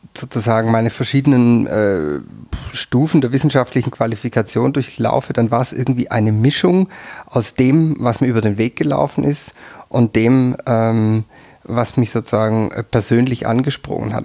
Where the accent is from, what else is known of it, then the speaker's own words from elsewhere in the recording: near Tübingen, Baden-Württemberg, Germany; moved away as an adult; also born or lived in Freiburg; now in Tyrol, Austria; Ich bin in der Nähe von Tübingen aufgewachsen.